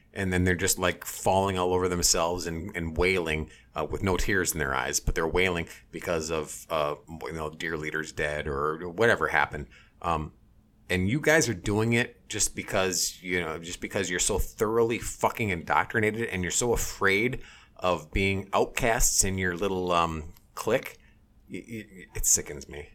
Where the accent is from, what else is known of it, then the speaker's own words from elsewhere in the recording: Minneapolis, Minnesota, United States; we're from Minneapolis.